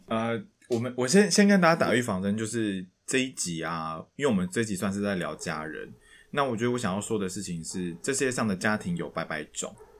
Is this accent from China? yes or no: no; Taiwan; 我们身为一个都市的小孩，因为我们两个从小都在都市， 我们在新， 我是新竹人嘛，所以我们通常在都市长大